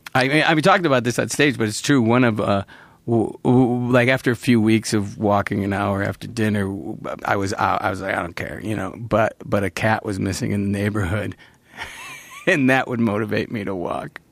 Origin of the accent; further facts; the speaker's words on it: Central New York, United States; moved away; growing up in Central New York